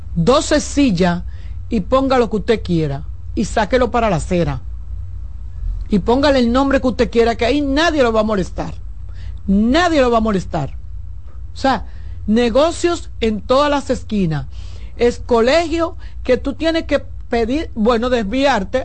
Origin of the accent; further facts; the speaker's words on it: Santo Domingo, Distrito Nacional, Dominican Republic; yo nací en la, en la clínica Doctor Rosario, ahí en el ensanche Luperón, y me crié